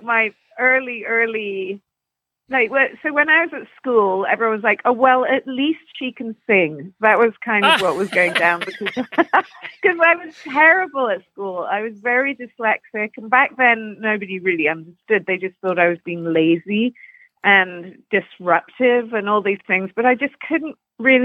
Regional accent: London, United Kingdom; now in Canada; I grew up in Putney, which is just on the outskirts, kind of southwest London, and near Surrey, which is a sort of horse country

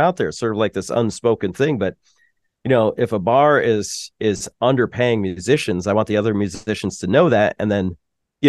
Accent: New Hampshire, United States; we're from New Hampshire

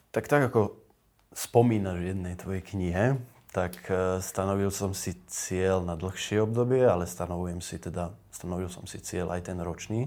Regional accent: a village near Nové Zámky, Nitra Region, Slovakia; moved away; starší dom, ktorý bol na dedine, odkiaľ pochádzam, pri tých nových zámkoch

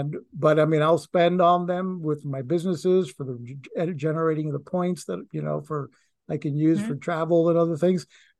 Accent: Puerto Rico; now in United States; I mean, when I came to this country from Puerto Rico, I wanted to be, I wanted the white Anglo Republican lifestyle.

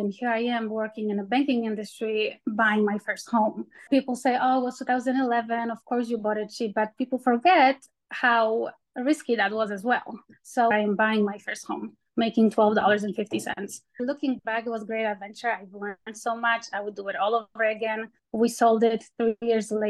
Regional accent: Poland; now in United States; I'm from Poland originally

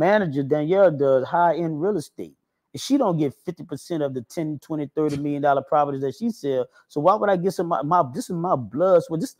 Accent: New Orleans, Louisiana, United States; also born or lived in Kenner, Louisiana; I'm originally from Uptown, the third. That's the third ward

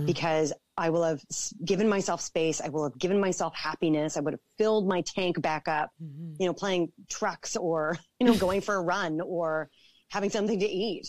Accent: Toronto, Ontario, Canada; I born and raised in Toronto

